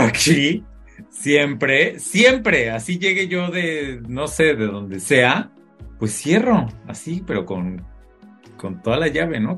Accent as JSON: {"language": "Spanish", "country": "Mexico", "moved": "yes", "said": "soy mexicano"}